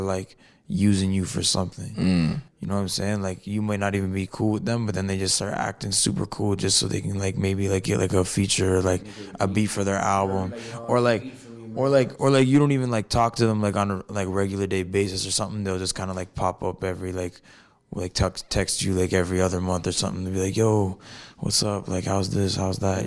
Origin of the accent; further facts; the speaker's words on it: Fort Erie, Ontario, Canada; also born or lived in Niagara Falls, Ontario; I was born in Niagara Falls, Ontario, Canada. And I grew up in a small town called Fort Erie